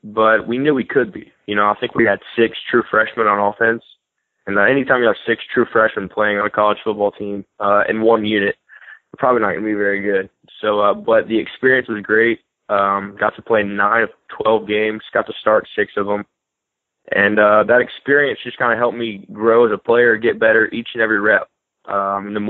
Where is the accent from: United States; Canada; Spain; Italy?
United States; Birmingham, Alabama; moved away as an adult; also born or lived in Hattiesburg, Mississippi; against my hometown team